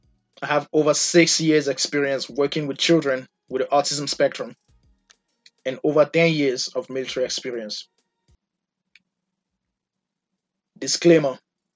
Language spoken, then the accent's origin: English; Nigeria; also born or lived in Cameroon; now in United States; I was born in Cameroon, raised in Nigeria, and currently residing in the United States of America. I am Nigerian by nationality, American by naturalization.